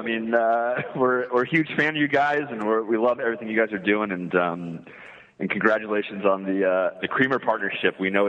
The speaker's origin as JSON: {"language": "English", "town": "San Diego", "region": "California", "country": "United States", "tie": "born or raised there", "said": "So Casey and I grew up here in San Diego, and we've been best friends since kindergarten"}